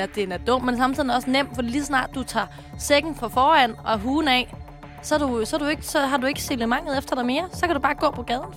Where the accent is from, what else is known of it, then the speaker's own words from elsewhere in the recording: Sorø, Zealand, Denmark; jeg kommer fra Sorø